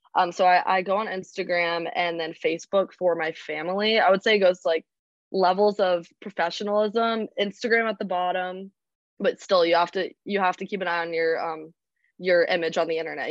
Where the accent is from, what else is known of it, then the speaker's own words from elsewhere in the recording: Charlotte, North Carolina, United States; I'm from Charlotte, North Carolina.